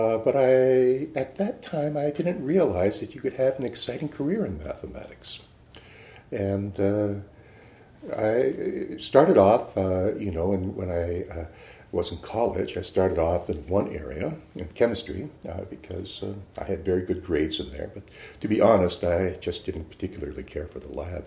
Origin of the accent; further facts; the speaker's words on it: Houghton, Michigan, United States; now in Irvine, United States; I grew up in the Upper Peninsula of Michigan